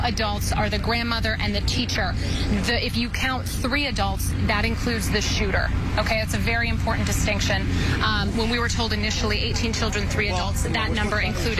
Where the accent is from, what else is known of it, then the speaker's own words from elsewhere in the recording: Colorado, United States; now in San Antonio, United States; I'm from Colorado. I grew up with Columbine. I was locked down as a fifth grader during Columbine.